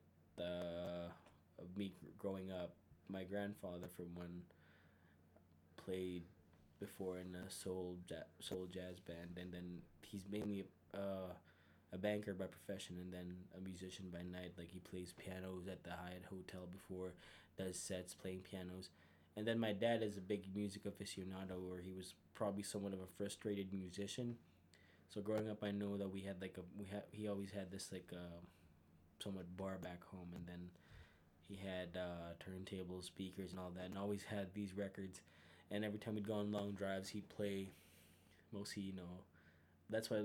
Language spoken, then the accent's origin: English; Philippines; moved away as an adult; now in Calgary, Canada; 3 years here in Calgary, born and raised in the Philippines.